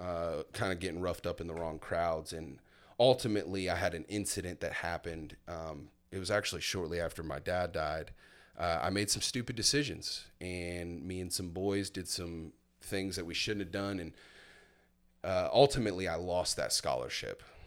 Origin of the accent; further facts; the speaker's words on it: Milton, Florida, United States; also born or lived in Fort Myers, Florida; at the age of seven, I moved to a little place called Milton, Florida